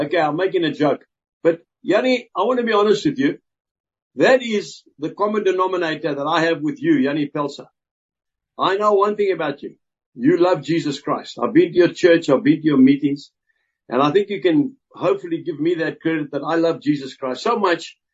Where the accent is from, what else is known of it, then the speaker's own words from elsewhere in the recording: South Africa; I'm a farmer and I'm a South African.